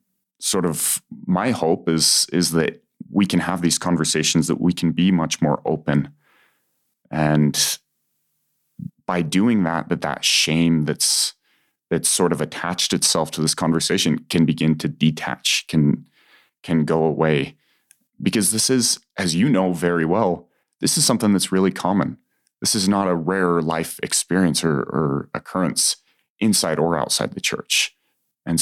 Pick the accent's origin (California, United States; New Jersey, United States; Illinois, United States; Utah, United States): Utah, United States; Utah Valley, United States; growing up in Utah Valley